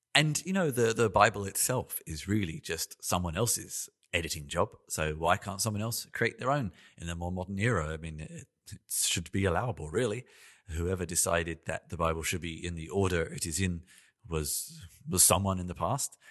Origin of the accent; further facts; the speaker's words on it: London, United Kingdom; also born or lived in Melbourne, Australia; now in Berlin, Germany; I live in Berlin, in Germany. I've, I was born in London. I lived in Melbourne, in Australia.